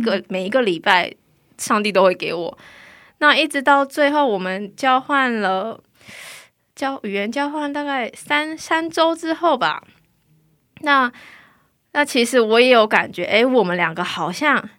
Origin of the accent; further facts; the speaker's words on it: Taiwan; moved away as an adult; now in South Korea; 我来自台湾